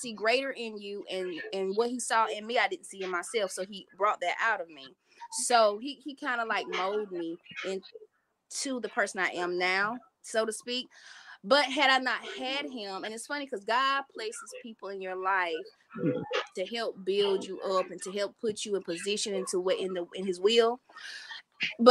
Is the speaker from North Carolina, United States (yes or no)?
yes; Evergreen, North Carolina, United States; I'm from Evergreen. Went to West Columbus with Robert. I think he was a senior when I became a freshman